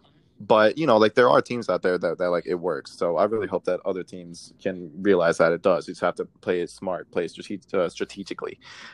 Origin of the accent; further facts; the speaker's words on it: Michigan, United States; moved away as an adult; now in Philadelphia, United States; I'm from Michigan. Like I grew up in Michigan. And you know, like I kind of grew up a Piston fan before I moved out here